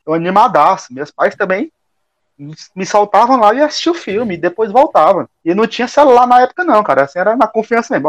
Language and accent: Portuguese; Teresina, Piauí, Brazil; moved away as an adult; sou daqui de Teresina. Retornei para Teresina não faz muito tempo